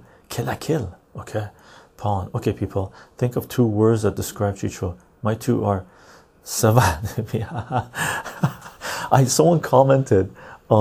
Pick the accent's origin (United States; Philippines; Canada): Canada; I'm Canadian.